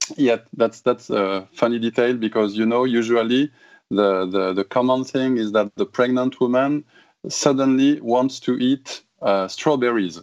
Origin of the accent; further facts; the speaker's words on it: Toulouse, Occitania, France; English is a second language; moved away as an adult; now in Japan; Toulouse, my hometown in south of France